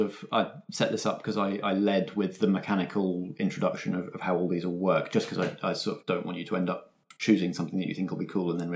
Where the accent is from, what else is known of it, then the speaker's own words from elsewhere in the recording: United Kingdom; Obviously, we are British people